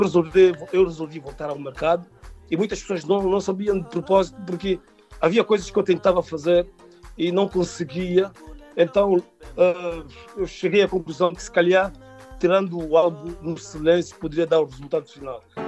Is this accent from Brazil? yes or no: no; Santo Amaro, Lobata, São Tomé & Príncipe; now in Portugal; Eu nasci em São Tomé, é filho dos pais de origem também São Tomense. Pronto, eu nasci uh, uh, na região de Santo Tomar, distrito de Lobata